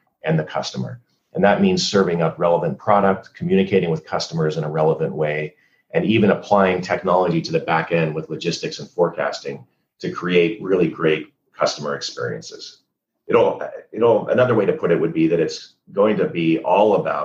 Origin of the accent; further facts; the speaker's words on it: United States; moved away as an adult; also born or lived in Canada; I'm an American, but I also became a Canadian citizen during the many years that I lived in Canada